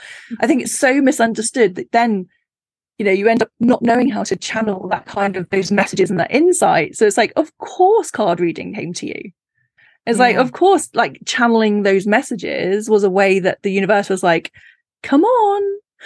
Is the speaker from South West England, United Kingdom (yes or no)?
yes; Cornwall, South West England, United Kingdom; growing up in Cornwall, the land of myth and legend.